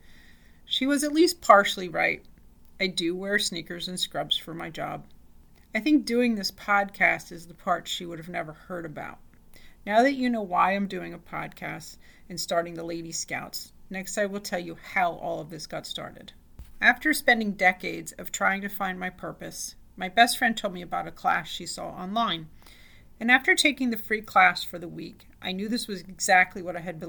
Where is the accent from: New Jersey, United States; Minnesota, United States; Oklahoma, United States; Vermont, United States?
New Jersey, United States; I grew up in a really small town in New Jersey